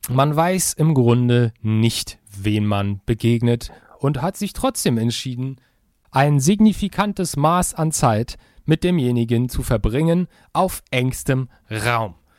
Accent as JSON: {"language": "German", "country": "Germany", "said": "ich als Deutscher kann ungefähr ein Wort Russisch"}